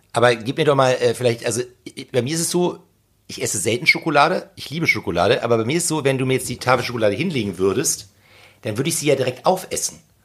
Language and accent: German; Hamburg, Germany; bei uns in Hamburg